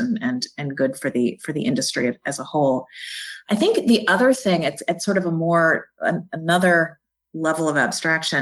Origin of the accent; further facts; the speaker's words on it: Jackson, Mississippi, United States; also born or lived in Washington, D.C. / New Haven, Connecticut; now in Birmingham, United States; I grew up in Jackson, Mississippi